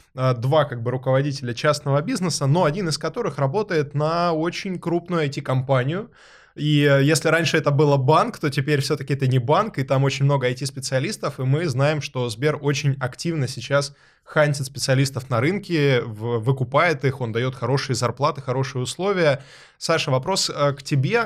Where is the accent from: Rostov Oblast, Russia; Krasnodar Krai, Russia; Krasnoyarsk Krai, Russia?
Rostov Oblast, Russia; Rostov-on-Don; Я родом из Ростова-на-Дону